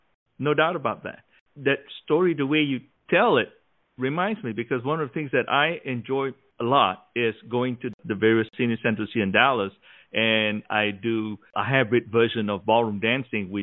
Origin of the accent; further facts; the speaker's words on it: Malaysia; now in United States; when I grew up in Malaysia